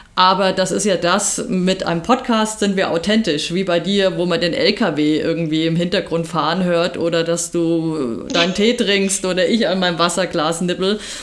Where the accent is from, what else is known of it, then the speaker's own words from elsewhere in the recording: Germany; bei uns in Deutschland